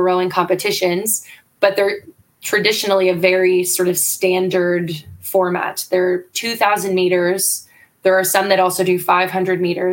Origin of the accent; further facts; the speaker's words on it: Canada; I'm Canadian